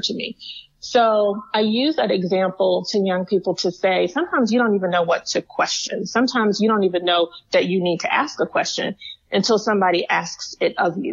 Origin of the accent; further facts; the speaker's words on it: the South, United States; as a young Black woman growing up in the South